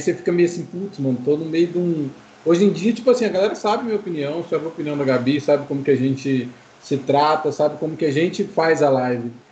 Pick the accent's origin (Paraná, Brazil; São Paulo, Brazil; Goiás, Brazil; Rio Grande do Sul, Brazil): Paraná, Brazil; Maringá; eu sou de Maringá, no Paraná